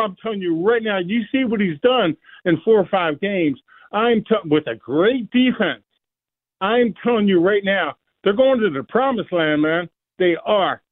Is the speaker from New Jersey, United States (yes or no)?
no; Baltimore, Maryland, United States; moved away; I grew up in Baltimore